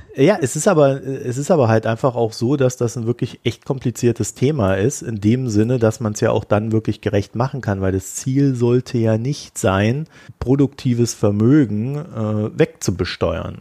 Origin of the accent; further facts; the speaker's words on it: Germany; ich komme ja aus der DDR